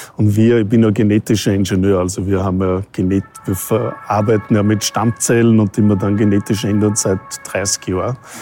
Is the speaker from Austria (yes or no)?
yes; Austria; moved away as an adult; also born or lived in Vancouver, Canada / North America; now in Vienna, Austria; Österreich ist halt, wo ich herkomme.